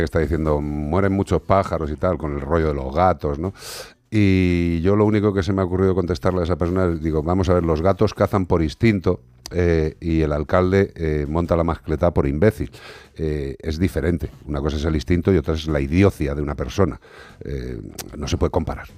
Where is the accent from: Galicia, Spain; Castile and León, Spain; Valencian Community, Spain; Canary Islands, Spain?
Galicia, Spain; moved away; habrá votaciones en Galicia, en mi tierra